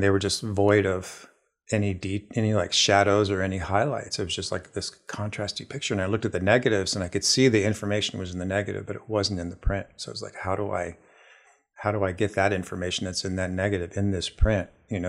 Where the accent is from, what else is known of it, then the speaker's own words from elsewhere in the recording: Ohio, United States; now in Kingston, United States; So I grew up in Ohio, just south of Columbus. I'm one of five children.